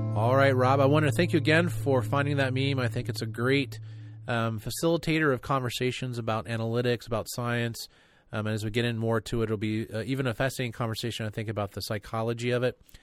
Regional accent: North Carolina, United States; me growing up in North Carolina

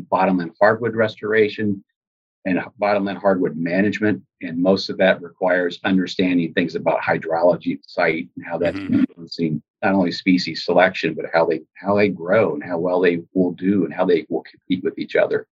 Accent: Columbia, Missouri, United States; growing up here in Missouri, I grew up here in Columbia, where I'm located now.

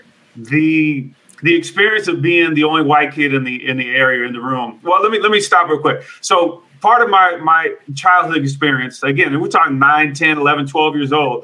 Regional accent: Oakland, California, United States; I grew up in Oakland, California

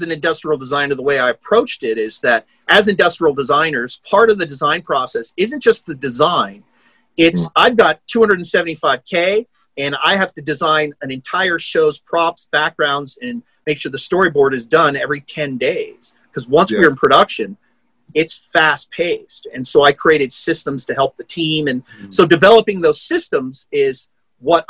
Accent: United States; I'm an American.

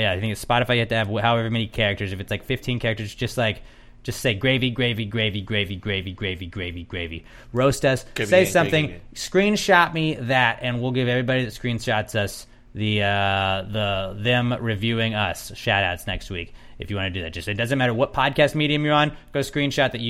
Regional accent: United States; I'm an American

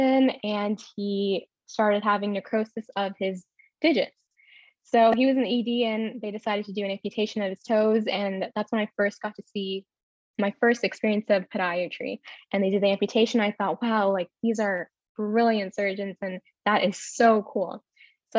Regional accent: Houston, Texas, United States; moved away as an adult; now in Philadelphia, United States; I'm originally from Houston, Texas, and I went to the University of Houston

